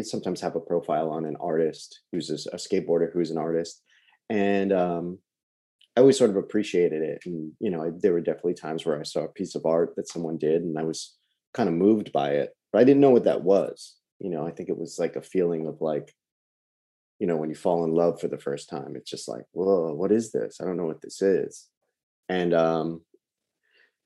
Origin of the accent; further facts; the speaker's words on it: Long Island, New York, United States; I'm from New York, Long Island originally, born and raised